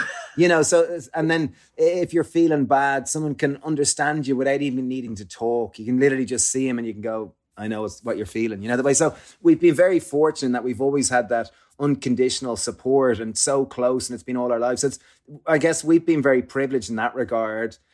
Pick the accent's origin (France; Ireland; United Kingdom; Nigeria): Ireland; growing up in Ireland